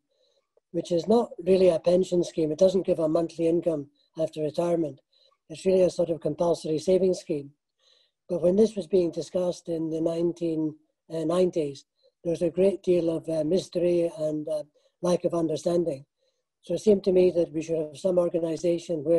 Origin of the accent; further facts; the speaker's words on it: Scotland, United Kingdom; moved away as an adult; also born or lived in Hong Kong; I was born and brought up in Scotland